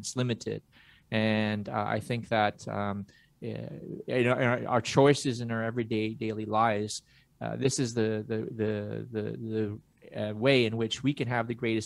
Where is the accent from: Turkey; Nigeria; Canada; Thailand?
Canada; Montreal, Quebec; I was born in Montreal. I was born, yeah, St. Mary's on Lacombe. So I was born in NDG, CDNDG. And I was brought up by a French mother and an Italian father.